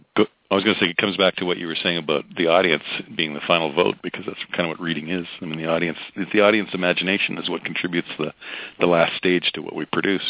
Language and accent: English; Alberta, Canada; my hometown in Alberta